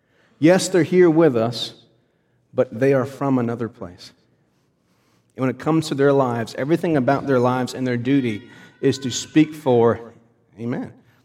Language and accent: English; United States; I am first a Christian, and then I am an American.